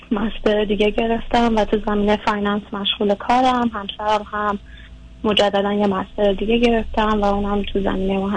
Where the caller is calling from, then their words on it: United States; از امریکا هستم